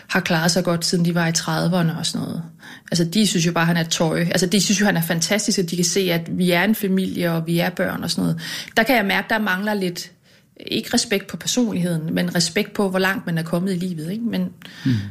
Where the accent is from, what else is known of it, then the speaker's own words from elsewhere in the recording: Lystrup, Central Denmark Region, Denmark; moved away; Ja, jeg kommer fra Jylland. Ja, Hvorhen? Uden for Aarhus. En by, der hedder Lystrup.